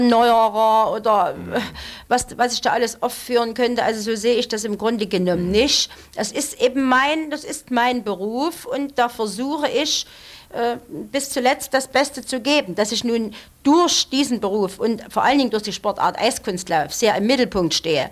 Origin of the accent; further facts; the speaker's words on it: Chemnitz, Saxony, Germany; ich bin eine echte Chemnitzerin, eine echte Sächsin, bin dort mhm. geboren und ähm, möchte auch dort nicht weg